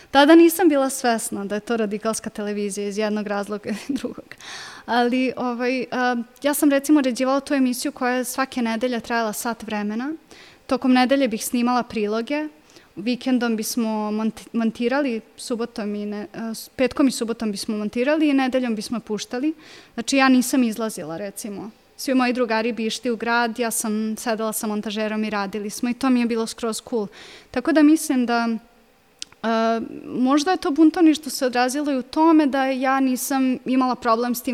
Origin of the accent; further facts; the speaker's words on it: Kikinda, Vojvodina, Serbia; odrasla sam u Kikindi, išla sam ovde u osnovnu školu, u gimnaziju